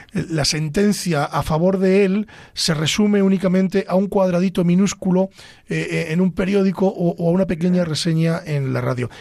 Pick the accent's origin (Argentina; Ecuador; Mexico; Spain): Spain; Ávila, Castile and León; soy de Ávila